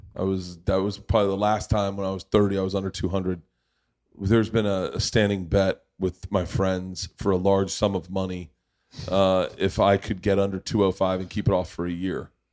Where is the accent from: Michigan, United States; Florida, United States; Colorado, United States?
Florida, United States; Tampa; I grew up in Tampa.